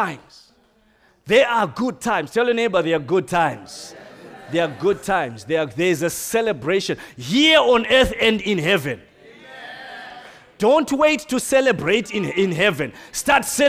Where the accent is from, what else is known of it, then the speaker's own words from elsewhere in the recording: Zimbabwe; I come from Zimbabwe. We don't eat snails normally.